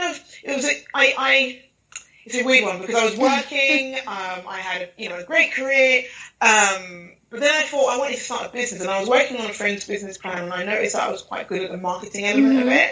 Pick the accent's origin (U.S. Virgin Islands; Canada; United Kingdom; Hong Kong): United Kingdom; London; I was born and bred, literally, in London, in East London, Hackney, Nigerian parentage